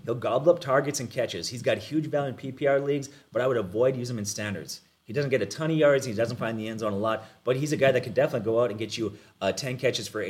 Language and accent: English; Minnesota, United States; we're from Minnesota